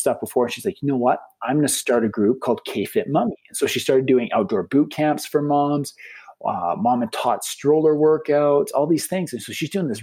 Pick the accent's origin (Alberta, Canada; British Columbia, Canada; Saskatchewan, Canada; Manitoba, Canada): Alberta, Canada; Lethbridge; We're from Lethbridge, Alberta, Canada